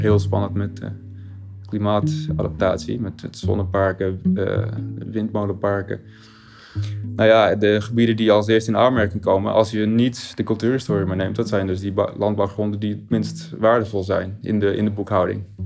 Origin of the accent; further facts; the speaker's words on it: Verberts, Friesland, Netherlands; now in Groningen, Netherlands; Ik ben opgegroeid in Verberts